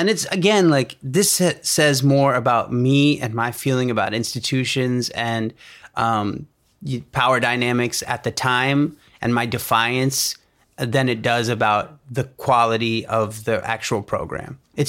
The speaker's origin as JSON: {"language": "English", "country": "India", "said": "I'm here. I'm Indian. I know you guys need diversity."}